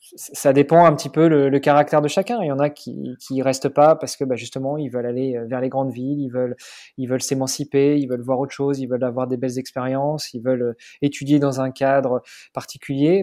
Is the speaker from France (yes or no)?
yes; Normandy, France; moved away as an adult; now in Luxembourg; je suis normand.